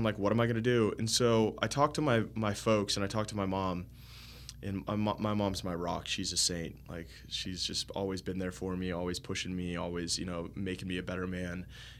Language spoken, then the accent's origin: English; Florida, United States; I included the oranges because, you know, I'm from Florida